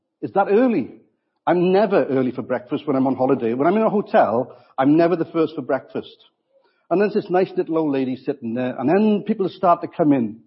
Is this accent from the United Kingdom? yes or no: yes; Wales, United Kingdom; I'm also a Welshman